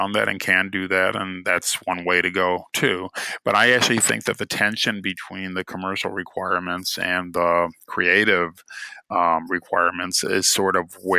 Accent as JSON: {"language": "English", "town": "Cleveland", "region": "Ohio", "country": "United States", "tie": "born or raised there"}